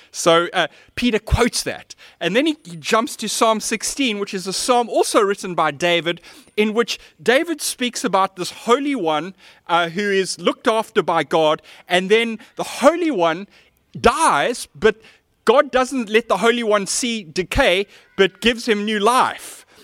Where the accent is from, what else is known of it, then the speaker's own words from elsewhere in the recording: Cape Town, Western Cape, South Africa; As a teenager, I grew up in Seapoint